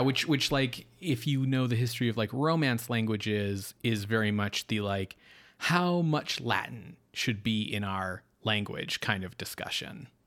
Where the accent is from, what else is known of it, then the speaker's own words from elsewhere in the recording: Canada; what does it mean to be Canadian? We're like, it's, we're not American